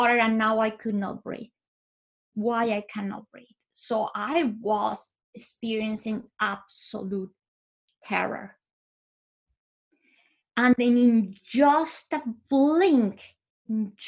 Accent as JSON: {"language": "English", "town": "Bogota", "region": "Bogotá", "country": "Colombia", "tie": "born or raised there", "moved": "yes", "said": "I was born in Bogota, Colombia. I lived with my parents and my sisters"}